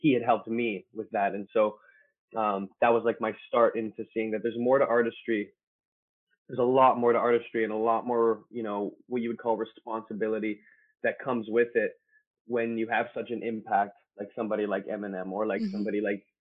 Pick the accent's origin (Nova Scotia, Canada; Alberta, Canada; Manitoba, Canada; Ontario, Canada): Manitoba, Canada; Winnipeg; I'm from Winnipeg, Manitoba, here in Canada.